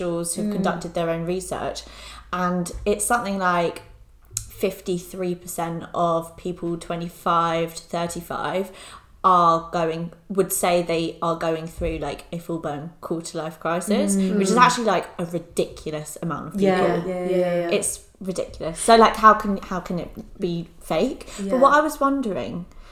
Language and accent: English; London, United Kingdom; we're from London